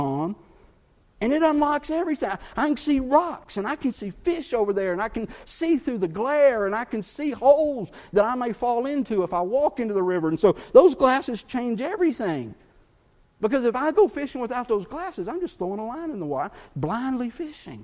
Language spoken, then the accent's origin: English; Texas, United States; moved away; also born or lived in Chattanooga, Tennessee; I grew up in Texas fishing, bass fishing. But that's where I grew up